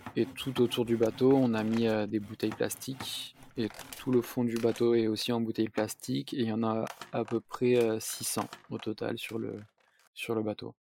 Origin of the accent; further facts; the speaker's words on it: south-east France, France; j'ai vingt-huit ans, je suis originaire du sud-est de la France.